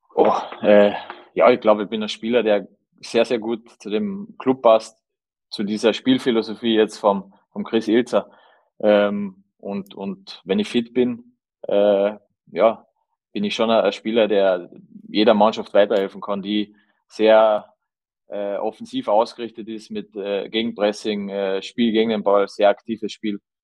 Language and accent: German; Carinthia, Austria; als Kärntner